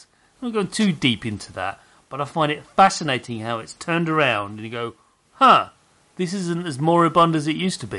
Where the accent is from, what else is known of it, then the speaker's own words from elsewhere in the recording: United Kingdom; when I grew up in Britain